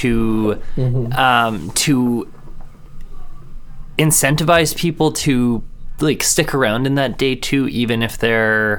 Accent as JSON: {"language": "English", "town": "Edmonton", "region": "Alberta", "country": "Canada", "tie": "born or raised there", "said": "my hometown here in Edmonton."}